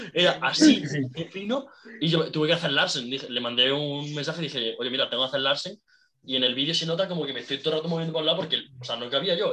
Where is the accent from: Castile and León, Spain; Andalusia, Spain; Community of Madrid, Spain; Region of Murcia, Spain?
Andalusia, Spain; Jaén; also born or lived in Seville; yo soy de Jaén y estudié en Sevilla